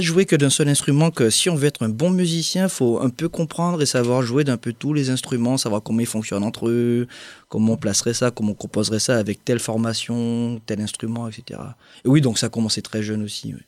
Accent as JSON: {"language": "French", "country": "Guadeloupe", "said": "je suis des Antilles, de Guadeloupe"}